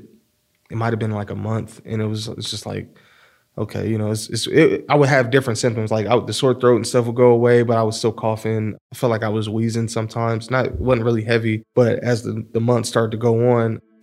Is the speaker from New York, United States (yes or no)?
no; Columbus, Ohio, United States; I grew up here in Columbus